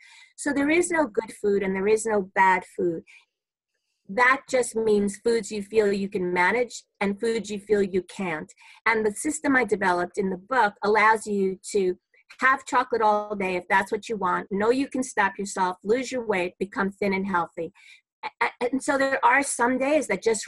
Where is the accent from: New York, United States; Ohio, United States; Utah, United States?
New York, United States; New York City; I'm a New Yorker, born and bred in Brooklyn